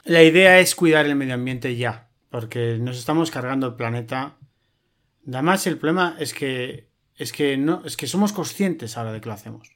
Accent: Madrid, Community of Madrid, Spain; Yo nací en Europa, en Madrid

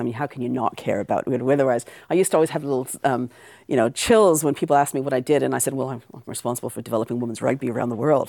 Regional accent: Canada; accent: Canadian; moved away; also born or lived in Aberdeen, Scotland / New Zealand; I was born in Aberdeen and I was raised in Canada, which is the accent.

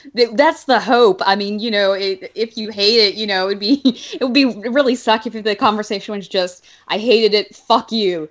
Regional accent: Alabama, United States; where I grew up in Alabama

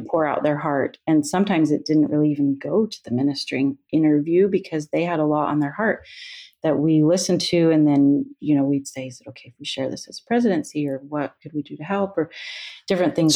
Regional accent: Utah, United States; moved away as an adult; also born or lived in Iowa / Pennsylvania / Texas; now in Alaska, United States; I grew up in Utah

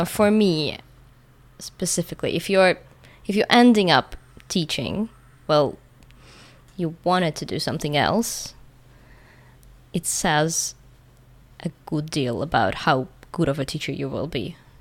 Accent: Moscow, Russia; moved away as an adult; now in Italy; I've lived most of my life in Moscow, but I was born in a smaller town, like two hundred kilometers away, and now I'm living in Italy.

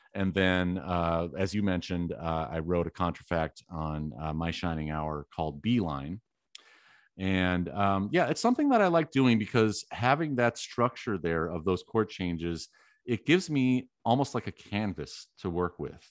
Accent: Wisconsin, United States; I was born in Wisconsin

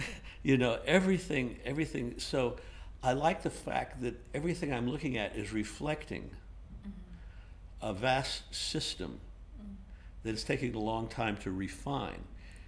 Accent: Los Angeles, California, United States; Well, the thing that you see, I grew up in Los Angeles

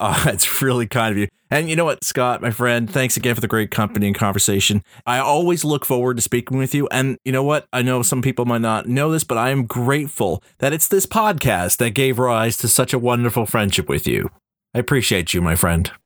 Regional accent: Canada; I'm Canadian.

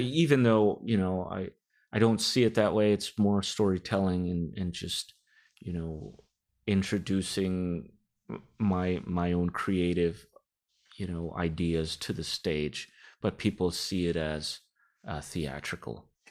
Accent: Rodeo, California, United States; my family is from the Philippines, but I grew up in the Bay Area all my life in a small town called Rodeo

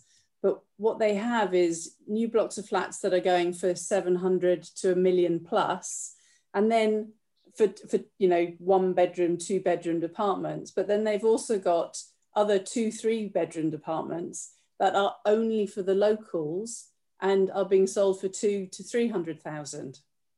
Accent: Gibraltar; moved away; I'm from Gibraltar

